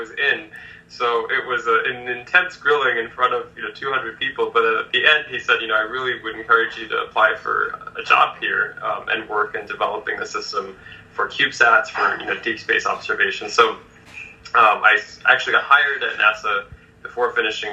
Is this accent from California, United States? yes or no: yes; Los Angeles, California, United States; growing up in Los Angeles